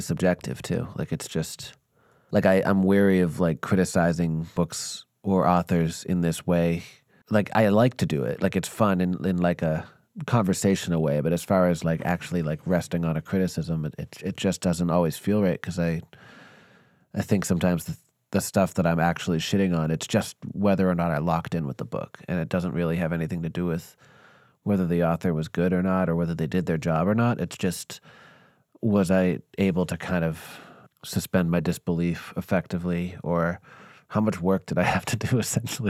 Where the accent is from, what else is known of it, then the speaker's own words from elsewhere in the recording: Northeast, United States; me being born and raised in the Northeast